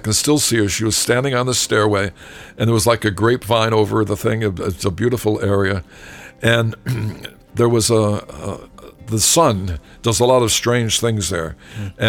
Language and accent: English; Massachusetts, United States; I'm from Massachusetts too, so I know all that.